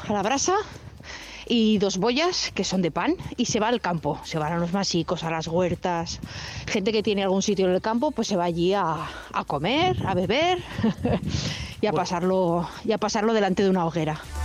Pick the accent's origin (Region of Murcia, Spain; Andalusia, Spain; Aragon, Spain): Aragon, Spain; Alcañiz; born or raised there; moved away